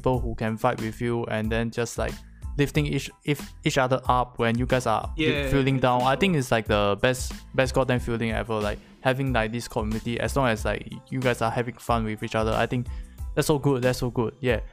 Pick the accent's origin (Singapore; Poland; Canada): Singapore; I'm from Singapore